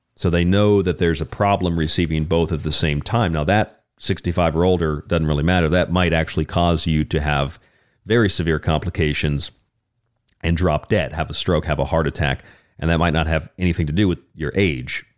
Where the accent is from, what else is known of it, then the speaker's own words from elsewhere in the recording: Florida, United States; my home state of Florida